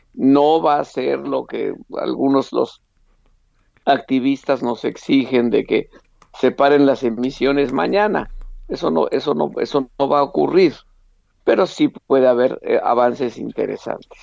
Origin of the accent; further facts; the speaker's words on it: Mexico; como eh, mexicano fui invitado a estar en la reunión